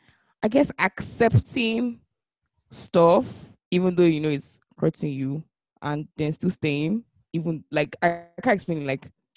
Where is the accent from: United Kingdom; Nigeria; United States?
Nigeria; as Nigerian parents, we used to do better for boys and like telling them to talk when like things are